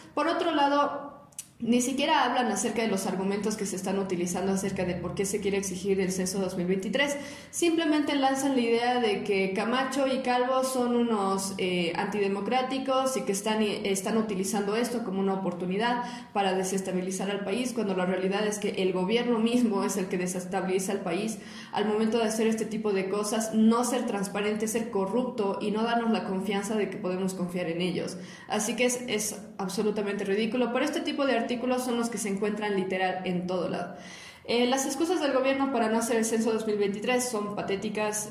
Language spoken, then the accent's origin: Spanish; Bolivia; now in La Paz, Bolivia; nosotros como ciudadanos bolivianos tenemos el derecho a la protesta